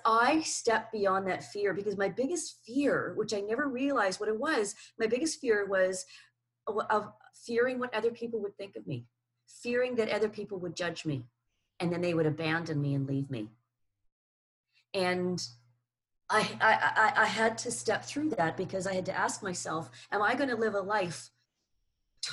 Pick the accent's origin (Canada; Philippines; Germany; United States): Canada; moved away; also born or lived in New Zealand; So I lived in New Zealand for 29 years. I'm originally Canadian